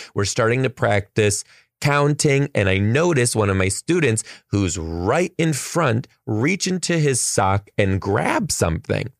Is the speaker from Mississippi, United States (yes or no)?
no; Detroit, Michigan, United States; now in Seattle, United States; I'm from Detroit